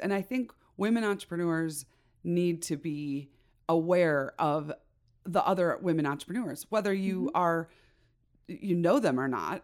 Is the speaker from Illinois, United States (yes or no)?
yes; Chicago, Illinois, United States; now in Idaho, United States; I born and raised in Chicago, in the suburbs